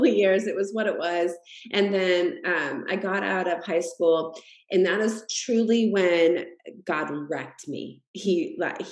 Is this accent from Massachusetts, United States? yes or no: yes; Massachusetts, United States; I grew up in Massachusetts